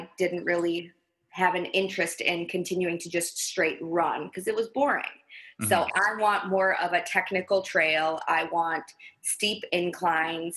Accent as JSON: {"language": "English", "region": "Wisconsin", "country": "United States", "also_born_or_lived": "Minnesota / Pennsylvania", "moved": "as an adult", "said": "I am originally from Wisconsin"}